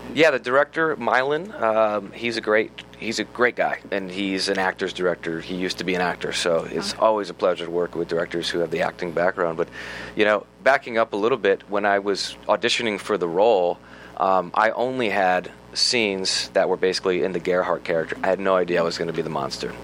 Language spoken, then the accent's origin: English; United States; being an American actor